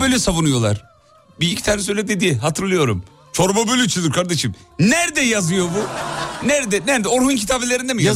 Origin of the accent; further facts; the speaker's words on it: Erzurum, Turkey; accent: eastern (doğu ağzı); Şimdi biz de Erzurumluyuz. Biz de bazı kelimeler böyle kısaltılır, evrilir, çevrilir. Bir doğu ağzı şivesi çok konuşulmaz ama arada böyle kaçar filan.